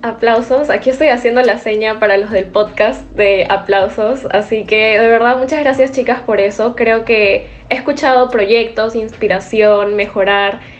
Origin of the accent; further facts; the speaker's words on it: Lima, Peru; soy de Lima, Perú